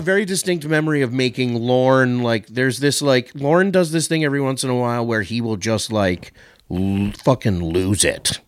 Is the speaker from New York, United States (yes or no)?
yes; New York, United States; moved away; I grew up in New York.